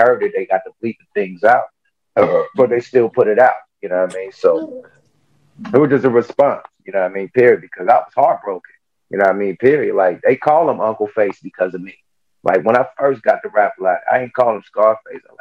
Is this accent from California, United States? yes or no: yes; Oakland, California, United States; I'm from the Pill, one of the most notorious projects from Oakland